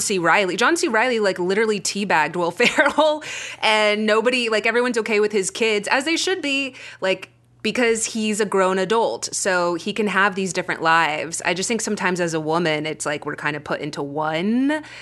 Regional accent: Frisco, Texas, United States; accent: Texas; now in Los Angeles, United States; I went to high school in Frisco, Texas, which is outside of Dallas. Like, I can drop into my Texas accent

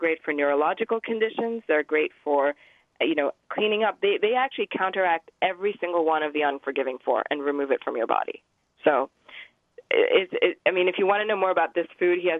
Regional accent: Pakistan; moved away; I grew up in Pakistan for a little while. That's where I'm from.

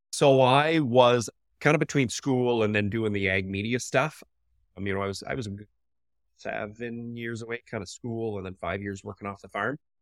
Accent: Canada; I grew up right here, actually. Um, so this is the farm that I grew up on.

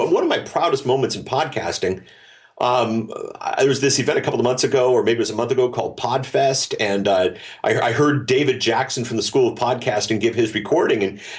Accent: Germany; Well, okay, so I grew up in Germany. My folks worked for the U.S. military

